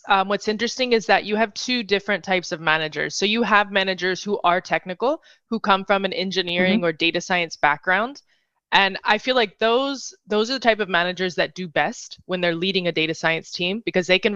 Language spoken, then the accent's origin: English; North Carolina, United States; moved away as an adult; also born or lived in Madrid, Spain; now in New York City, United States; I'm originally from North Carolina.